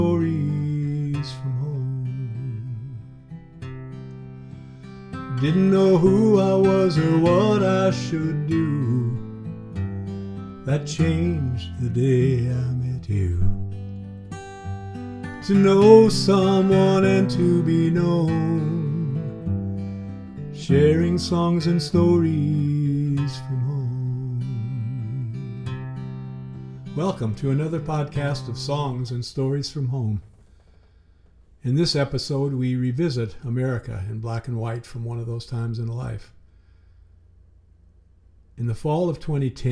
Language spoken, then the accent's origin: English; Spokane, Washington, United States; growing up in Spokane, Washington